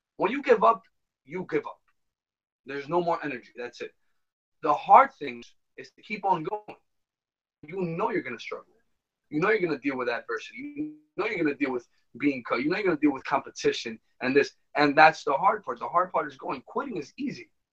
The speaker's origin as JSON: {"language": "English", "town": "New York City", "region": "New York", "country": "United States", "tie": "born or raised there", "said": "we were born and raised here in New York City."}